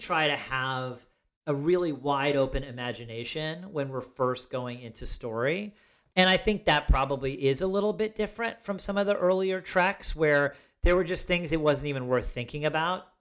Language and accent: English; Ithaca, New York, United States; born or raised there